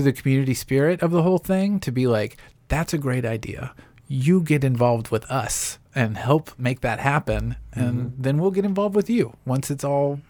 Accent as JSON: {"language": "English", "town": "Franklin", "region": "Tennessee", "country": "United States", "tie": "born or raised there", "said": "I grew up in the suburbs of, you know, I'm a Franklin kid. My wife would kill me if I said I was from Nashville."}